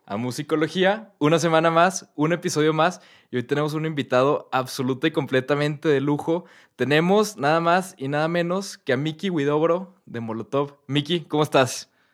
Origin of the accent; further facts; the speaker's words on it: Mexico; also born or lived in London; yo, soy mexicano